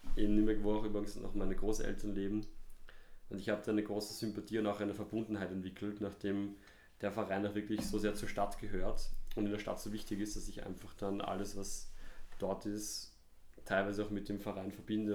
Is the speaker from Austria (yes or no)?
yes; Vienna, Austria; Ich bin in Hütteldorf aufgewachsen, gar nicht so weit weg vom Hanapi-Stadion